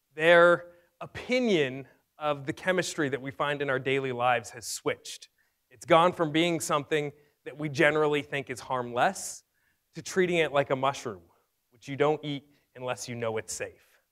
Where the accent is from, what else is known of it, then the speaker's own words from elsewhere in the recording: Fresno, California, United States; my hometown in Fresno, California